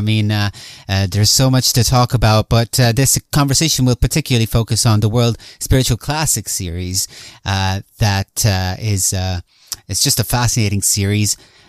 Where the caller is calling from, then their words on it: Ireland; Well, I'm speaking from Ireland. We don't get much heat around here.